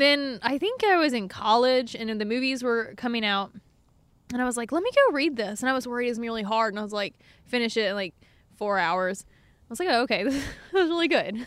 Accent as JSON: {"language": "English", "town": "Eagle Lake", "region": "Texas", "country": "United States", "tie": "born or raised there", "said": "I was born and raised in Eagle Lake, Texas, about a mi, uh, an hour southwest of Houston"}